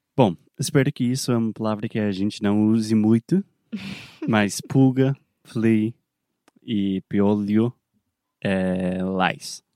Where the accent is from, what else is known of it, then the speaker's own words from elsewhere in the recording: South Carolina, United States; Portuguese is a second language; moved away; also born or lived in Alabama; eu sou nascido, criado na Carolina do Sul